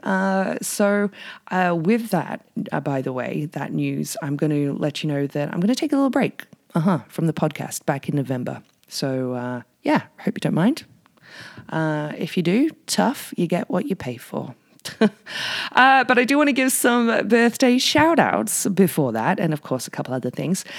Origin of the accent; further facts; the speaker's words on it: the north of England, United Kingdom; now in Whistler, Canada; I'm from England and I'm from up north